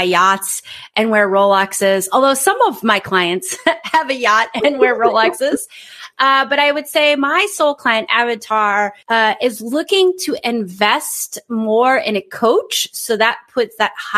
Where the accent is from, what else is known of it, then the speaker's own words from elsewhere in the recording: United States; moved away as an adult; as an American who lives abroad